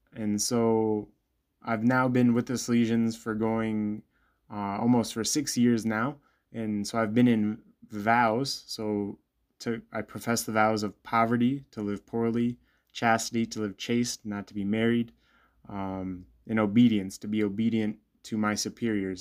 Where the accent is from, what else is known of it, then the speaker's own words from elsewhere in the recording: Bloomington, Illinois, United States; I'm originally from Bloomington, Illinois, um, grew up there